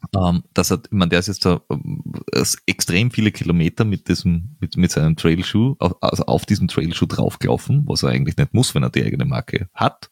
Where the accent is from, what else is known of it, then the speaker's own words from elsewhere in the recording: Austria; als Österreicher